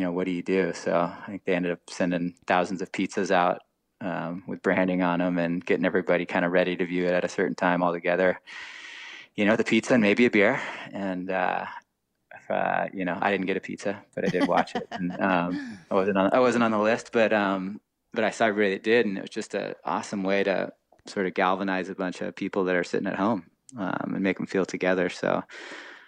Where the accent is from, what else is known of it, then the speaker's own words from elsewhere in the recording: Laguna Beach, California, United States; I grew up in Laguna